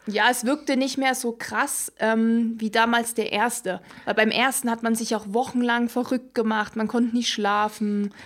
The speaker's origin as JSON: {"language": "German", "area": "Ore Mountains", "region": "Saxony", "country": "Germany", "tie": "born or raised there", "moved": "yes", "said": "in meiner Heimat, also wo ich ursprünglich herkomme, im Erzgebirge"}